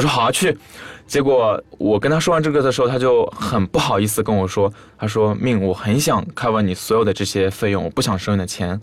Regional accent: China; also born or lived in Thailand; 我是中国来了，留学生

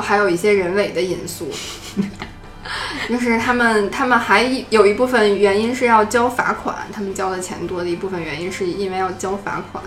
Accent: China; 我从中国来的

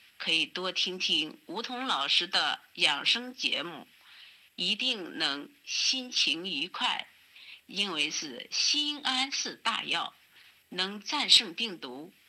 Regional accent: Zhoukou, Henan, China; 我来自河南周口，

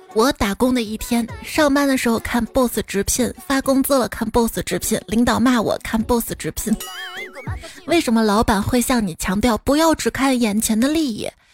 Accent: Xi'an, Shaanxi, China; 作为一个西安人啊

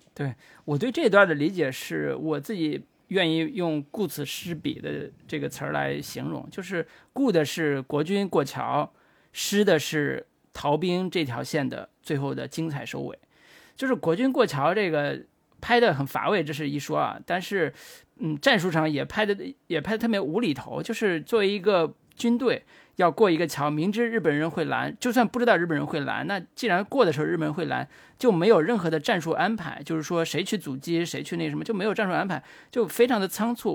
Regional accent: China; 作为一个中国人吧

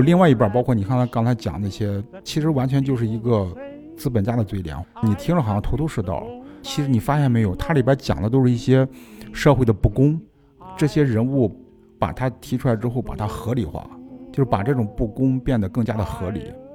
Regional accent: China; 我们中国人也有这个情节

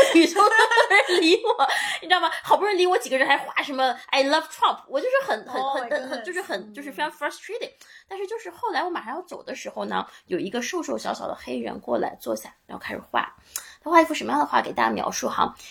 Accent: China; 我是一个来自中国的女孩儿

